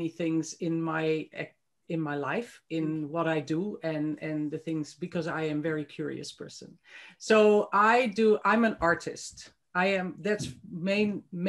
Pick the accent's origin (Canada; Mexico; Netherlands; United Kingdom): Netherlands; moved away as an adult; also born or lived in Christchurch, New Zealand; now in New Zealand; I actually was born and grew up on the other side of the world, completely the other side of the globe, in Holland, in the Netherlands